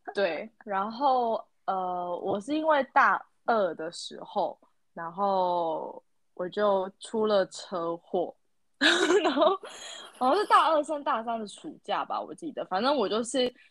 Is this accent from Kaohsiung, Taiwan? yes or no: yes; Kaohsiung, Taiwan; moved away as an adult; 我是高雄人嘛，然后我又在高雄读书，然后加上我的大学又留我家